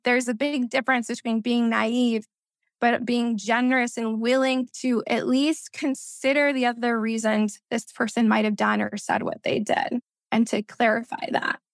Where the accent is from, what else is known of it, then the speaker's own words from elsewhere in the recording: Missouri, United States; first language Spanish; English is a second language; also born or lived in Peru (ancestry); I grew up biculturally here in the U S